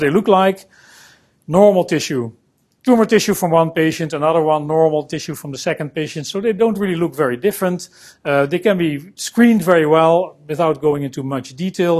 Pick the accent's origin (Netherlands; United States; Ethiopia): Netherlands; I'm a scientist from the Netherlands